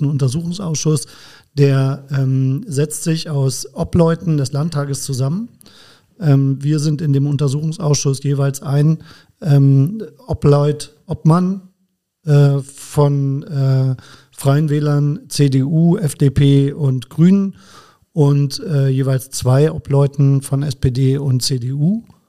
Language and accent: German; Bremen, Germany; also born or lived in Braunschweig; now in Koblenz, Germany; gebürtiger Bremer, bin aber eigentlich schon Schengel, weil ich ja seit 1996 schon in Koblenz wohne.